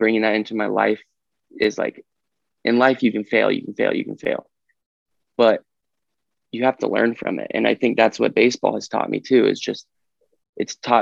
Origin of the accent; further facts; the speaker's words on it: Fresno, California, United States; I'm from Fresno, California